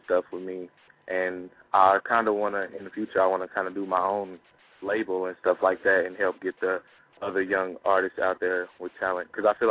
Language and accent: English; Oklahoma, United States; I'm from Oklahoma, and I'm 17 years old